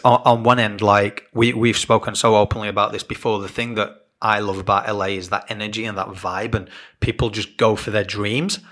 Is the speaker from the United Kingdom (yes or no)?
yes; England, United Kingdom; moved away as an adult; now in Australia; being English and growing up, you tend to you go to school